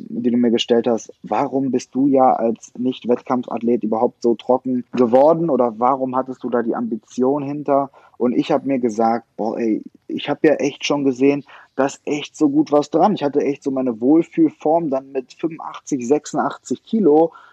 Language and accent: German; Leverkusen, North Rhine-Westphalia, Germany; in meiner Heimatstadt Leverkusen trainiert